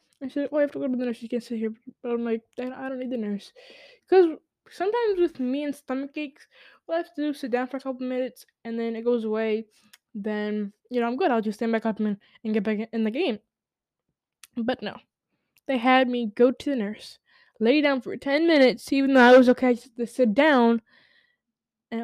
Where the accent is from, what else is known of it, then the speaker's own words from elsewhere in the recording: New York City, New York, United States; I'm a New Yorker. I was born in the Bronx.